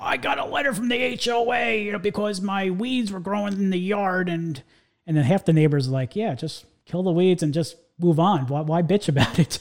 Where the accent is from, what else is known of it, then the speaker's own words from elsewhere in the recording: New York, United States; now in Central Florida, United States; So I grew up, uh, in the New York area